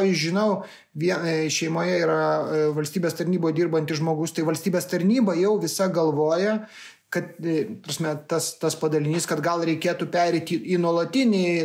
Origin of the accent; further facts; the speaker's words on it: Lithuania; mes lietuviai žinome, kad lasda turi visą laiką du galus.